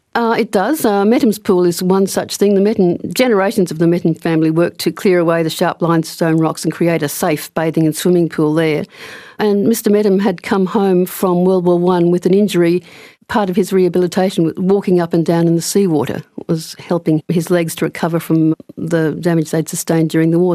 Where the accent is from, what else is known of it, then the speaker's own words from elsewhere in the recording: Brisbane, Queensland, Australia; moved away as an adult; also born or lived in Canberra / Shoalhaven, New South Wales; now in Perth, Australia; I wasn't always based in Perth. I grew up in Brisbane